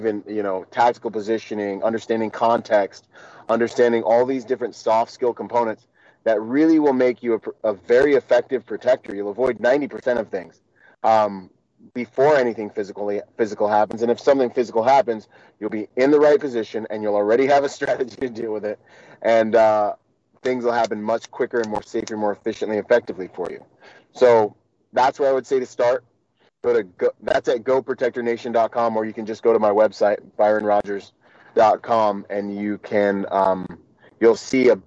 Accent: Washington, United States; also born or lived in Bahamas; I'd spend the summer in the Bahamas and I'd spend the winters and school years in Washington with my mom.

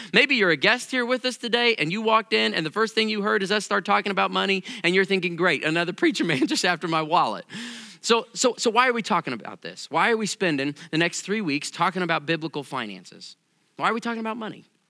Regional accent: Missouri, United States; I come from Missouri

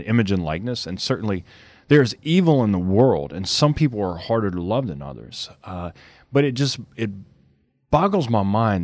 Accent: Cajun, Louisiana, United States; I'm a Cajun man

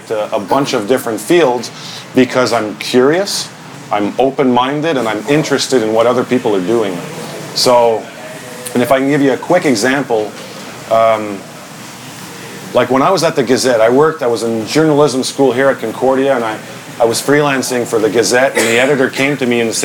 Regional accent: Ottawa, Ontario, Canada; born or raised there; moved away as an adult; now in Montreal, Canada

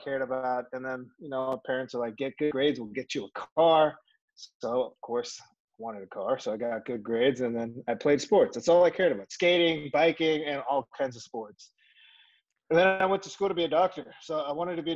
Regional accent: Los Angeles, California, United States; I'm born and raised in L.A. So I'm a native Angeleno.

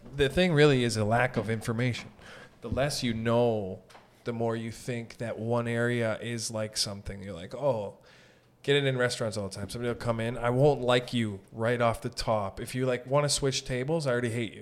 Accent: Sault Ste. Marie, Ontario, Canada; moved away as an adult; now in Toronto, Canada; I'm from Sault Ste. Marie, so I wasn't born in Toronto

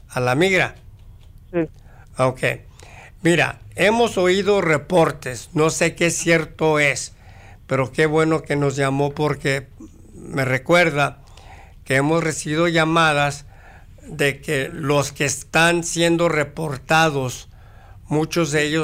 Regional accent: Mexico; now in United States; Yo soy de México.

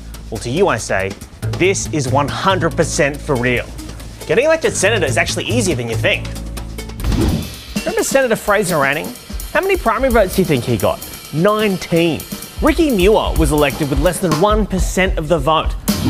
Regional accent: Sydney, New South Wales, Australia; I'm this country's third of... probably fourth favourite Asian Australian comedian. And I grew up here in Sydney. So I think that's where I'm from.

